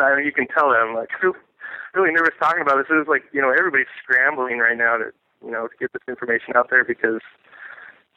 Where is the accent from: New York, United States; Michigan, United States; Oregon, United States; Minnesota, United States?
Oregon, United States; Portland; I was born and raised in Portland